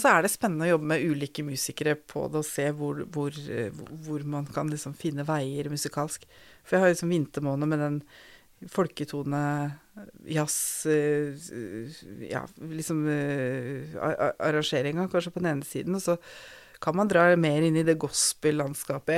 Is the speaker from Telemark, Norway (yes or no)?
yes; Skien, Telemark, Norway; gikk på søndagsskolen på Tabernakel i Skien